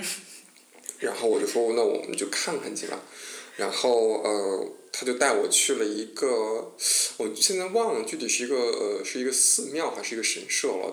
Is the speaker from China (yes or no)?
yes; China; moved away; also born or lived in Japan; 我是中国人